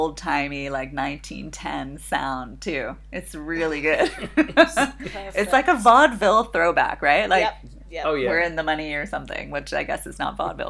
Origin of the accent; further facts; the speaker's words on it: New York, United States; Yeah, the neighborhood I grew up in New York was like, had a big Yiddish, German, Jewish community.